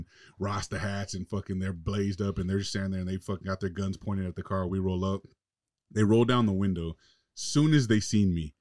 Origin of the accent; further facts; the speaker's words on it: Los Angeles, California, United States; I was from LA, I was from West Coast, I was from the States